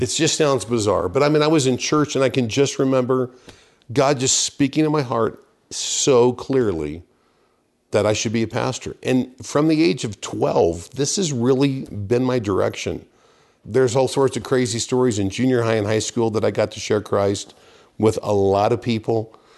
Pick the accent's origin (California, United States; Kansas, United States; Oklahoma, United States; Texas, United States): Kansas, United States; Wichita; moved away as an adult; I started off in Wichita, Kansas. Grew up in a, uh, very church-going family